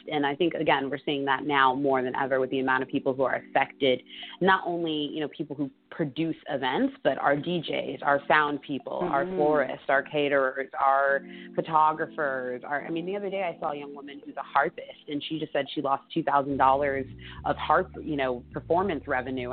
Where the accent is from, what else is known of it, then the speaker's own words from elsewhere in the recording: Los Angeles, California, United States; moved away as an adult; also born or lived in Chicago / San Francisco / New York / Atlanta; I grew up in North Hollywood